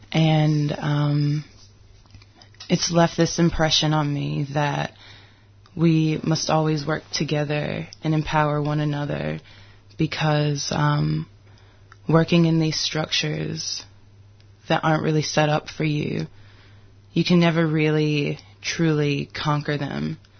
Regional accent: United States; also born or lived in Detroit, Michigan / Mississippi; Growing up in Detroit

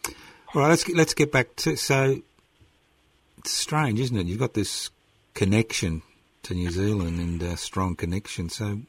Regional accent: Sicily, Italy; I come from Sicily

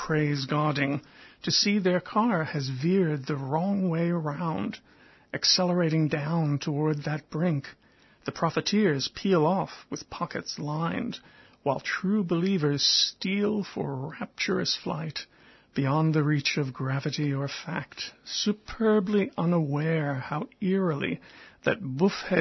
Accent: United States; as an American with some inside experience of the evangelical mindset

